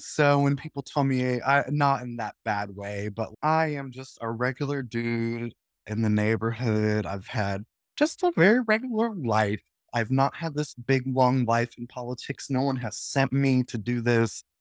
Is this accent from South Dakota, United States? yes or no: no; Lincoln, Nebraska, United States; I was born and raised in Nebraska, in Lincoln, and spent most of my life in District 27